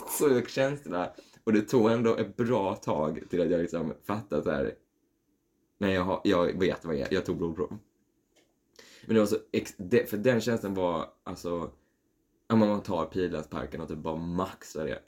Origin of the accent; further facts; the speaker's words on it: Skåne, Sweden; jag är från Skåne